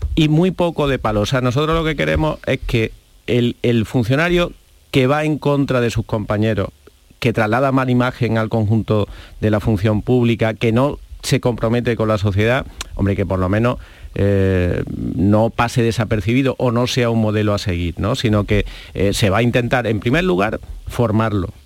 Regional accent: Andalusia, Spain; como andaluz me siento muy orgulloso

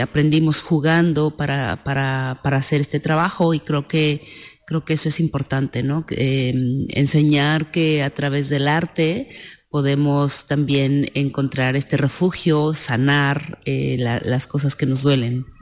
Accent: San Miguel el Grande, Oaxaca, Mexico; Villa Guadalupe Victoria, San Miguel el Grande en Oaxaca, al sur de México, es de donde soy originaria, es, es mi pueblo

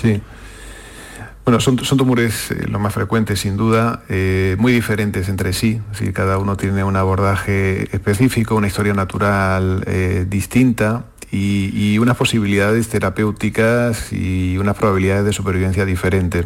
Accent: Córdoba, Andalusia, Spain; also born or lived in Seville; nací en Sevilla, pero bueno, pues, eh, estudié en Córdoba y bueno, pasé toda la adolescencia allí

